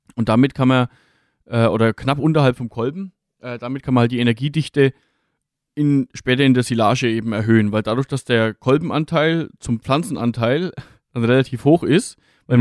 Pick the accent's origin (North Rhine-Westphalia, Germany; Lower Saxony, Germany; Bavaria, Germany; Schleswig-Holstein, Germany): Bavaria, Germany; Franconia; bei uns in Franken